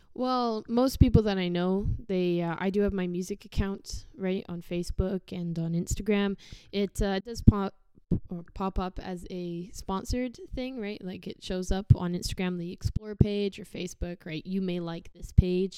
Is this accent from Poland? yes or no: no; Sherwood Park, Alberta, Canada; also born or lived in Chard, Somerset, England; I was born in England, uh, in Somerset Chard. I lived there till I was about seven, and then I moved here, and I've not really been anywhere since. So Sherwood Park's kind of my little nest.